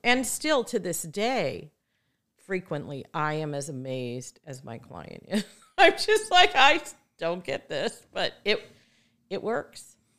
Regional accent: Midwest, United States; moved away as an adult; now in Santa Barbara, United States; I'm a girl from the Midwest who moved to Santa Barbara to go to school and never left

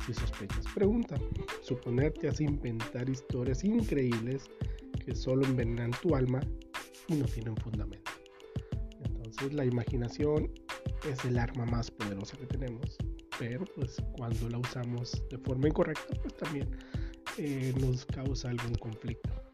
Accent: Sinaloa, Mexico; En mi tierra, que soy de Sinaloa

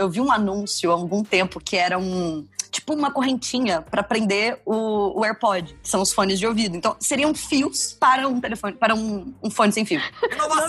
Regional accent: Volta Redonda, Rio de Janeiro, Brazil; moved away; eu morava numa cidade, eu sou de Volta Redonda, no interior do Rio de Janeiro, não tinha Blockbuster

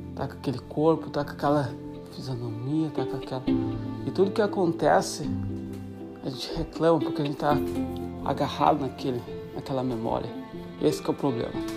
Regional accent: Brazil; moved away; amigos no Brasil, na minha cidade natal

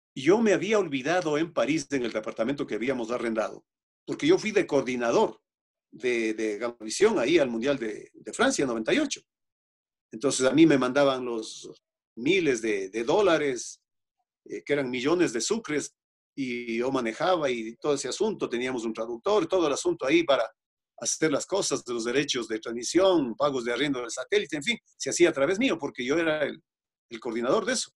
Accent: Otavalo, Imbabura, Ecuador; yo tengo mi propia emisora de radio en mi tierra, en Otavalo

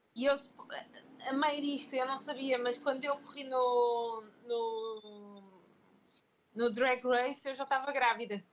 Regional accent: Lisbon, Portugal; now in Porto, Portugal; eu mudei-me para o Porto, eu sou de Lisboa

